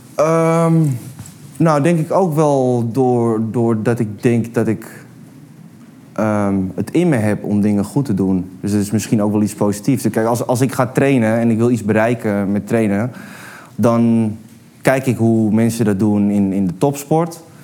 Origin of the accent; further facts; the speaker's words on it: Amsterdam, North Holland, Netherlands; ik ben een, een Amsterdams jongen, ik ben opgegroeid aan de bruine, bruine bar